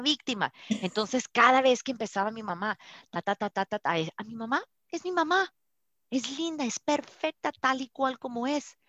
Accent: Colombia; also born or lived in Colorado, United States; now in United States; De Colombia

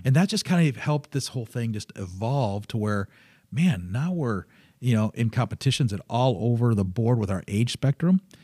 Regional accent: Michigan, United States; the Northern Bible Belt of Michigan, um, is, uh, is where I grew up

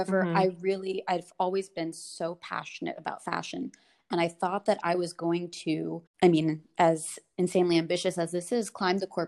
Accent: United States; moved away as an adult; also born or lived in California, United States / Connecticut, United States / south of France / Washington, D.C., United States; now in Paris, France; I grew up mostly in the States, first California, then Connecticut

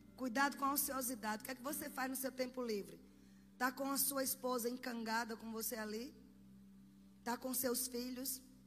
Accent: Sergipe, Brazil; Na minha terra, vocês sabem que eu sou de Sergipe

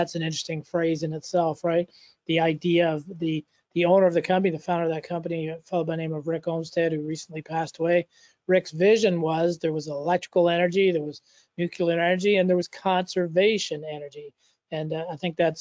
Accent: Canada; also born or lived in Saskatchewan / Toronto; I'm a Canadian, as you know, living and working in Toronto, Canada

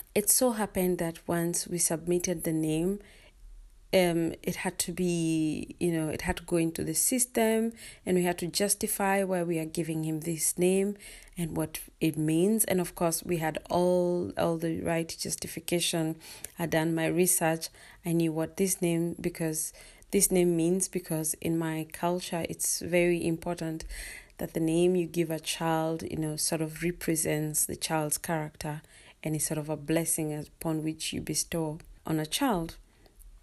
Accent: Kenya; now in Denmark; I'm a Kenyan living in Denmark

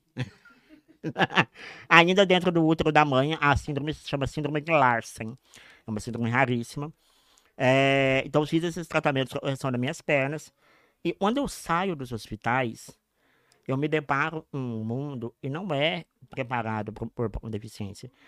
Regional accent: Passos, Minas Gerais, Brazil; Eu nasci em Passos, em Minas Gerais

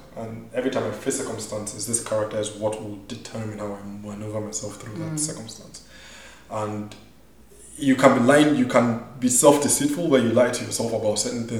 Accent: Nigeria; also born or lived in South Africa; now in United States; so I grew up in Nigeria, right?

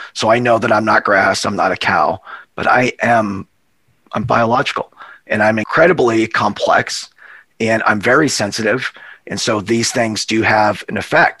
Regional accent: Montana, United States; moved away as an adult; also born or lived in Hawaii; we're from Montana we're cowboys.

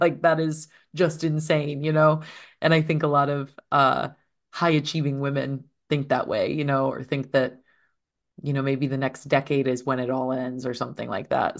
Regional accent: eastern Iowa, United States; moved away; my hometown is a very small place in eastern Iowa

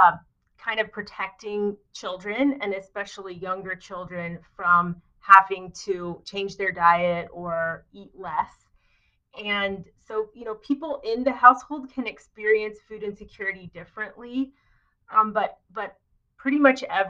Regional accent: rural Indiana, United States; moved away as an adult; also born or lived in Philadelphia / Philippines; having grown up in rural Indiana

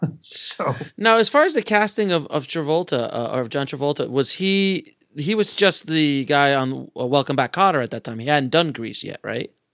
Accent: New York, United States; I grew up in New York

